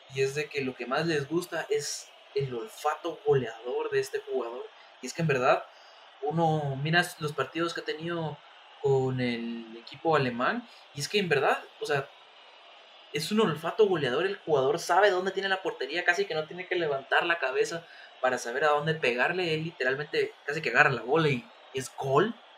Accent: Guatemala; nuestra misma liga chapina

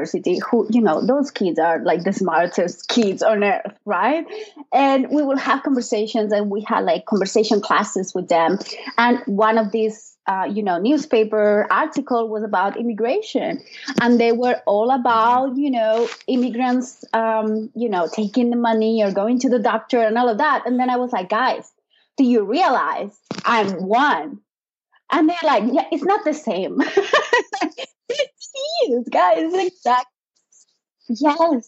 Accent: Alicante, Valencian Community, Spain; English is a second language; now in United States; I'm from Alicante. So we speak Valencian, which mm-hmm. is a dialect from Catalan. So I grew up bilingual

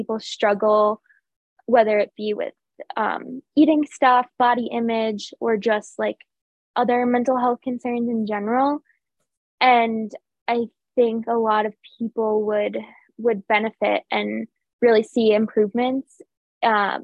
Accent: Connecticut, United States; I'm from Connecticut

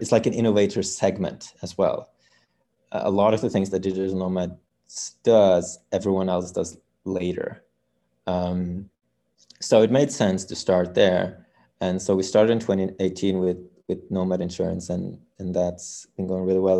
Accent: Norway; We come from Norway

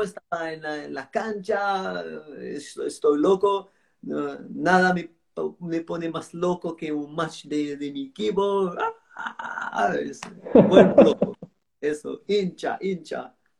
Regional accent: Marseille, Provence-Alpes-Côte d'Azur, France; Spanish is a second language; now in Antibes, France; yo, nací, en Marsella

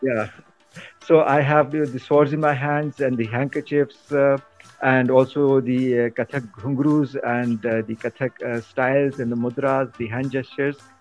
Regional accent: Kohat, Khyber Pakhtunkhwa, Pakistan; moved away; also born or lived in Islamabad; I was born in KP in Khyber Pakhtunkhwa in Kohat district, and I'm basically from the Tehri region of Kohat division

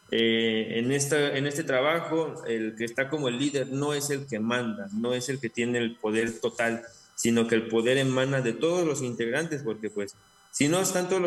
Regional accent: Mexico; nuestra formación mexica tolteca, que pues es como una parte muy importante de nuestra, de nuestra nación como mexicanos.

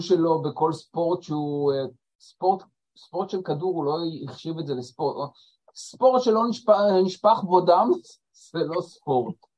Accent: Israel; אנחנו ישראלים, יהודים

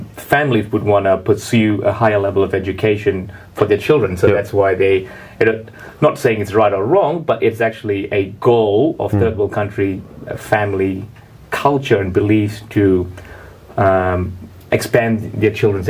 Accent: Malaysia; We have this system in Malaysia called a pre-university.

